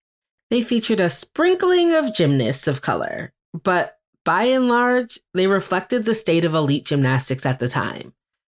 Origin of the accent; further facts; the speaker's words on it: Beaumont, Texas, United States; where I was born in Beaumont, Texas